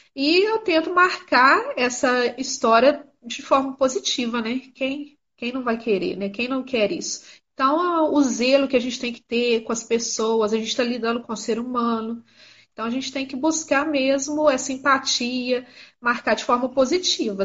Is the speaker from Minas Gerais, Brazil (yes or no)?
yes; Miraí, Minas Gerais, Brazil; Eu sou de Minas Gerais